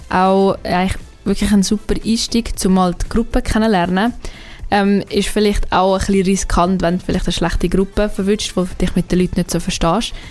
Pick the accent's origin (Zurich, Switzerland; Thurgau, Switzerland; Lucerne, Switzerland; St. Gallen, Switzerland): Zurich, Switzerland; also born or lived in Aargau; Ich komme eigentlich aus dem Aargau, ähm, ganz, ganz eigentlich aus Zürich, aus der schönen Stadt Zürich.